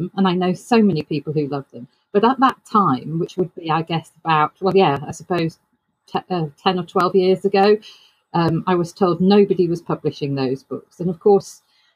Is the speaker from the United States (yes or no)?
no; United Kingdom; a British author